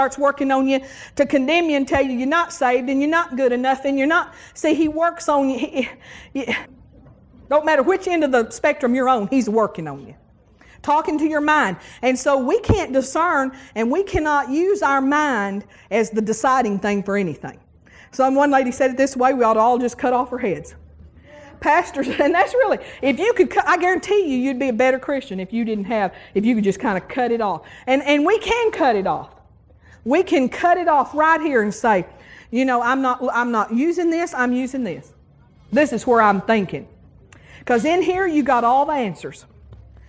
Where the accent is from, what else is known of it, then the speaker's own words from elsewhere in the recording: West Texas, United States; moved away as an adult; now in Tuscaloosa, United States; I come from West Texas. And I grew up with the same dentist all my life.